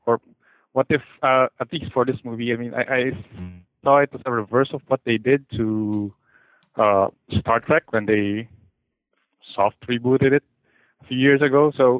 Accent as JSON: {"language": "English", "country": "Philippines", "said": "I'm from the Philippines."}